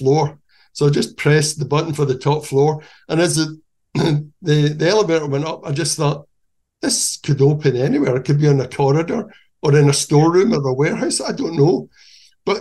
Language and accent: English; Scotland, United Kingdom; moved away as an adult; also born or lived in Germany / Nice, France / Sweden / London, United Kingdom; I'm from Scotland